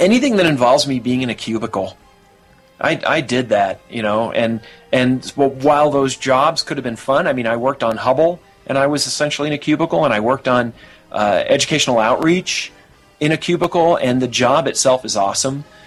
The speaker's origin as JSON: {"language": "English", "country": "United States", "said": "I'm an American"}